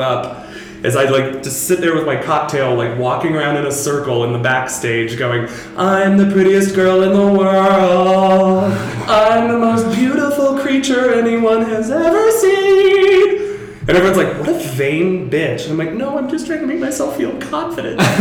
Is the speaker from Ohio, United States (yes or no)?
no; Seattle, Washington, United States; Because I'm from Seattle, we got a lot of freak drag where I'm from.